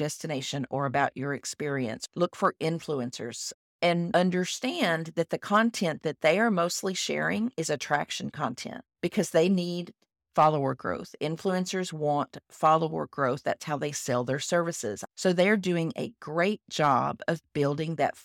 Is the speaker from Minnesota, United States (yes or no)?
no; Texas, United States; I am a Texan